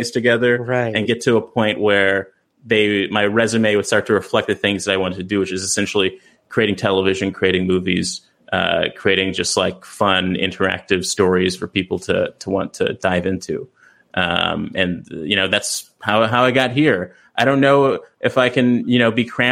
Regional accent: Los Angeles, California, United States; I grew up in South Central

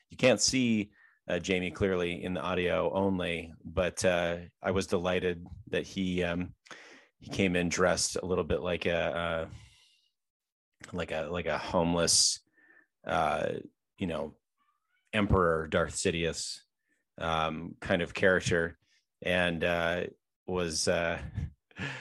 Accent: Canada; I'm from Canada

